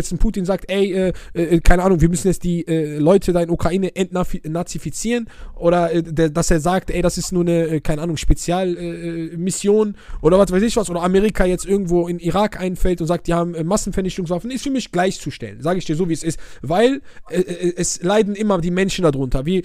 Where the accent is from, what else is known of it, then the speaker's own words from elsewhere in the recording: Oujda, Oriental, Morocco; ich wohne ja aus einer Grenzstadt, ich komme ja aus Wujda, so, ich bin ja Grenz Algerien.